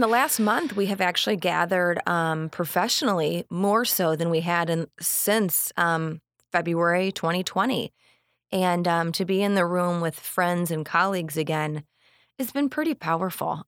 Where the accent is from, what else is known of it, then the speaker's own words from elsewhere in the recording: Onarga, Illinois, United States; moved away as an adult; also born or lived in West Suburbs of Chicago, Illinois; now in Manteno, United States; I grew up in Anarga, so just about thirty minutes south of here when, you know, Iroquois West, alma mater